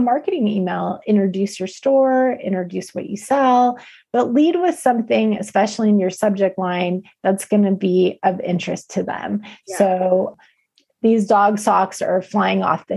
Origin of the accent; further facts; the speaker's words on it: California, United States; I'm from California